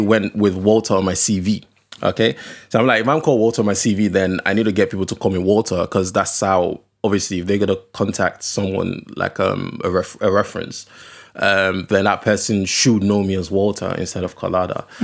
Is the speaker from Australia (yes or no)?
no; Okrika, Rivers State, Nigeria; also born or lived in Delta State; I'm from Okrika. Okrika is like a very small, uh, village